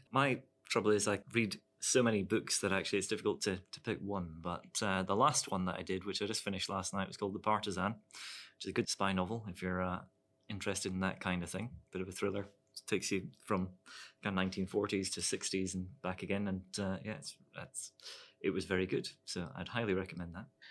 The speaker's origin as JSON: {"language": "English", "town": "Dumfries", "region": "Scotland", "country": "United Kingdom", "tie": "born or raised there", "also_born_or_lived": "Ireland / Edinburgh", "said": "I grew up in Dumfries. I was born in Ireland"}